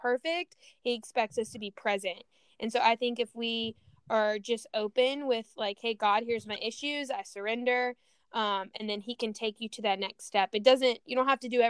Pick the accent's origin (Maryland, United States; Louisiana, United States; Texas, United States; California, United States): Louisiana, United States; moved away as an adult; now in San Diego, United States; I grew up in Louisiana before I moved out to San Diego like 6 years ago